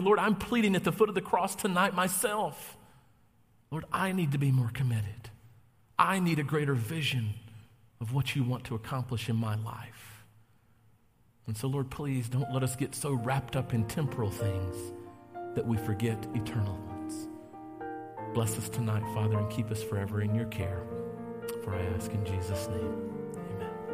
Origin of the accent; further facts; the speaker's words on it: North Carolina, United States; now in Novi, United States; I'm originally from North Carolina. I know you didn't detect that I have an accent because I don't